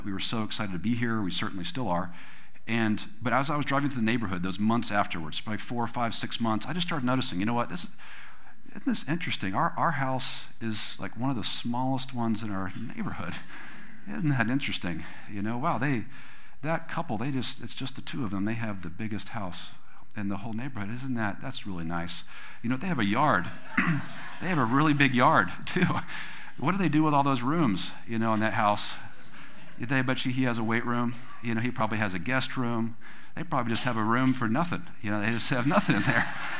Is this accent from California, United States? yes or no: yes; California, United States; You know, we came from California, which we thought we were gonna be able to afford a home when we were 50s or 60s or something like that.